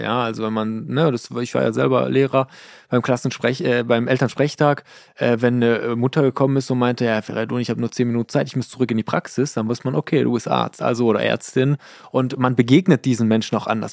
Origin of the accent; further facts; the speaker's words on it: Iran; now in Germany; Ich bin im Iran geboren, meine Frau ist in äh, Münster geboren